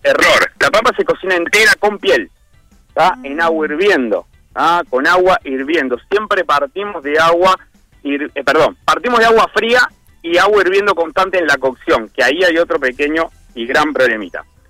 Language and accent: Spanish; Flores, Uruguay; now in Montevideo, Uruguay; en el interior yo soy de Flores, hace muchísimos años que estoy acá en Montevideo.